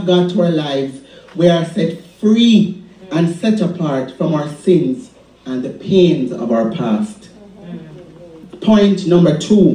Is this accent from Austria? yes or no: no; Jamaica; born or raised there